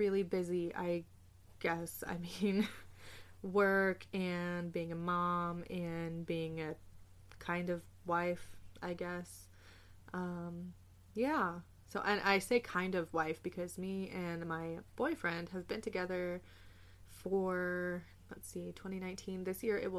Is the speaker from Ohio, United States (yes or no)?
no; Southern California, United States; moved away; growing up in Southern California